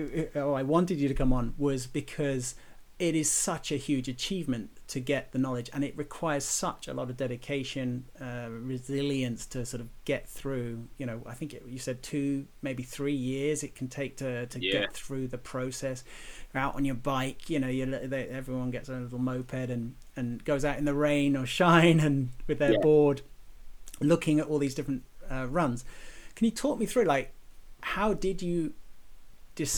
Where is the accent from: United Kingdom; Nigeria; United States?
United Kingdom; London; moved away; I was born in London